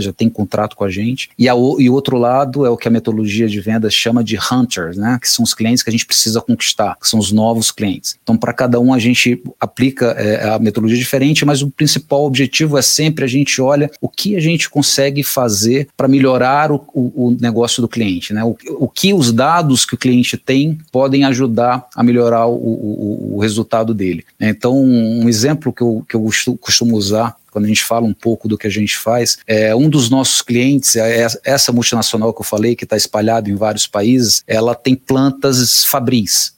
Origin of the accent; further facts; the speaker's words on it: Fortaleza, Ceará, Brazil; moved away as an adult; now in São Paulo, Brazil; eu sou cearense, vim de Fortaleza para São Paulo em 2005